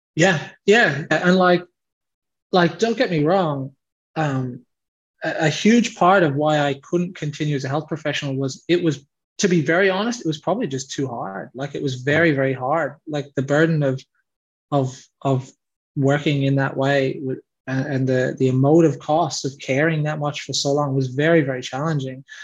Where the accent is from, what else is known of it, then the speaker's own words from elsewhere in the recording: Leitrim, Connacht, Ireland; accent: Irish; moved away as an adult; now in Australia; me and my five siblings grew up with uh, with mum in Ireland alone. So we grew up in this very rural area. Um, it's called Leitrim.